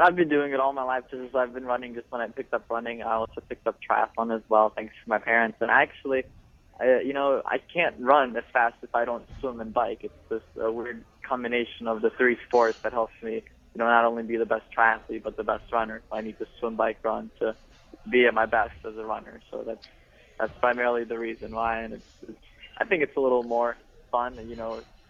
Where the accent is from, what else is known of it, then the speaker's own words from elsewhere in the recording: Orland Park, Illinois, United States; also born or lived in Lithuania; we grew up in Chicago, in the Chicago area